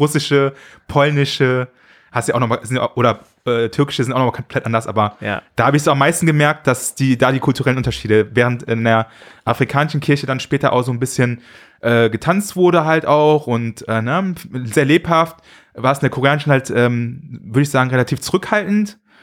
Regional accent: Düsseldorf, North Rhine-Westphalia, Germany; Ich bin ja also in Zentral halt in Düsseldorf aufgewachsen

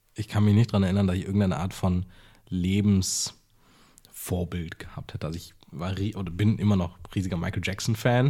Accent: Berlin, Germany; also born or lived in Jaffna, Sri Lanka; Ich bin ja. halt mit sechs Monaten hier hingekommen und bin hier aufgewachsen

